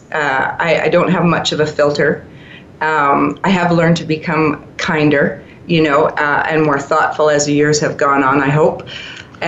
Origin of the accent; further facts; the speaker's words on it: Vancouver, British Columbia, Canada; moved away as an adult; now in Calgary, Canada; I grew up in Vancouver, British Columbia, in Canada.